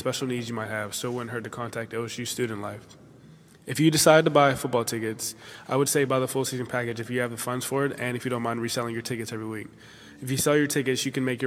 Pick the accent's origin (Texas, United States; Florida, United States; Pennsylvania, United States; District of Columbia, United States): Pennsylvania, United States; Pittsburgh; I'm from the City of Champions